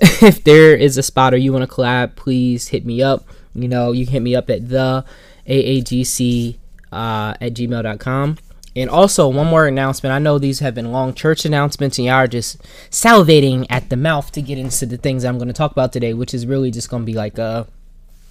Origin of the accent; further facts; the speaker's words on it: Plainfield, United States; my hometown, Plainfield